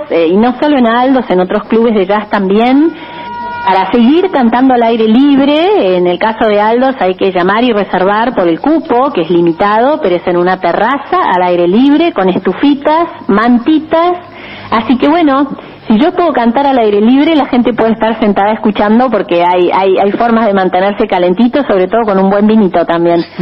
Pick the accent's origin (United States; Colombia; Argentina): Argentina; Buenos Aires; Soy muy argenta, muy porteña, soy un bicho de ciudad, vivo en un PH, en, pleno Palermo